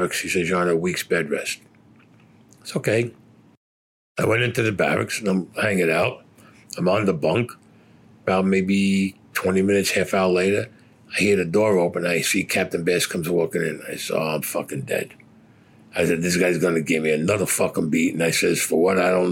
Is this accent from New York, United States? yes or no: yes; New York City, New York, United States; I was Italian and because I came from Brooklyn